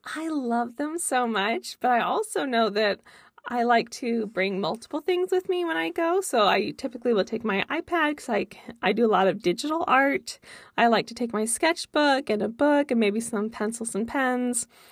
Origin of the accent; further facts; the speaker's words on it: California, United States; moved away; I'm from California originally as well.